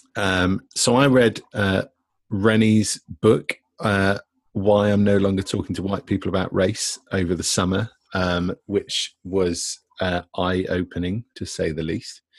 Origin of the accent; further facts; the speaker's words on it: Devon, South West England, United Kingdom; now in Bristol, United Kingdom; I'm from Devon